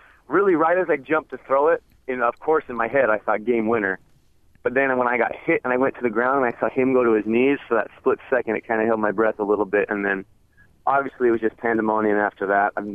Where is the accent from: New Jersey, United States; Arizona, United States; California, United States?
Arizona, United States; born or raised there